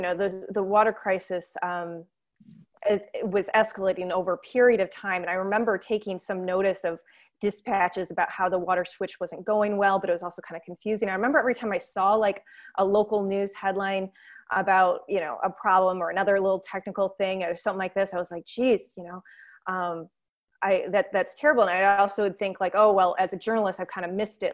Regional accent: St. Joseph, Michigan, United States; I did grow up in Michigan, though, way on the other side of the state, a little town called Saint Joseph

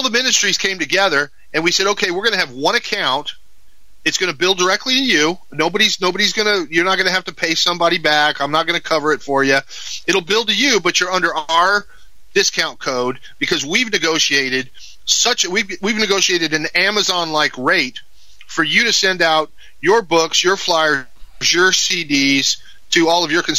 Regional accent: Mexico; You know, I grew up in Mexico. My parents were missionaries

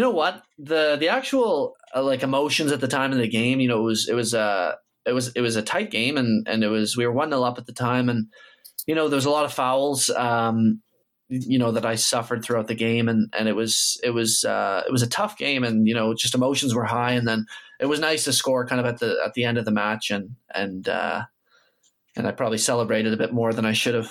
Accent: Canada; I am Canadian and I grew up here

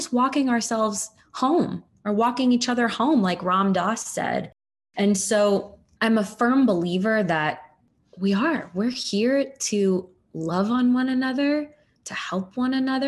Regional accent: United States; as an American

